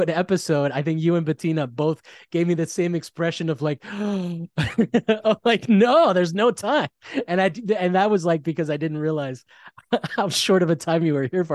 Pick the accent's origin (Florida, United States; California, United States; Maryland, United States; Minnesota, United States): Florida, United States; now in Los Angeles, United States; I'm from Florida, so it's all flat there